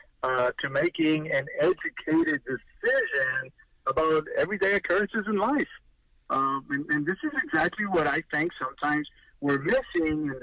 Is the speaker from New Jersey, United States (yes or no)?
no; Louise, Texas, United States; I'm teaching, like you said, at my hometown here in Louise in Wharton County